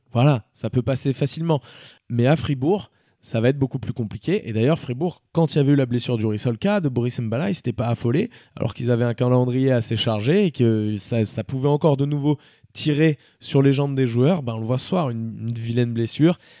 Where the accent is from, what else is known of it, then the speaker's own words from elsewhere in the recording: France; je suis français